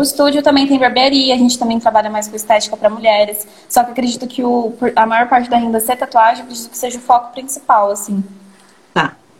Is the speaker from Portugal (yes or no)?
no; São Paulo, Brazil; Sou de São Paulo, da Psirica da Paulo, Serra. Então? É mais pro interior